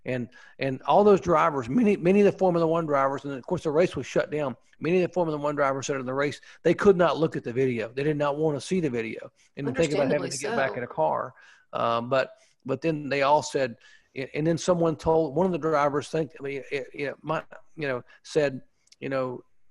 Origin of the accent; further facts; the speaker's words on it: Hickory, North Carolina, United States; when I was a kid growing up in the Hickory, North Carolina area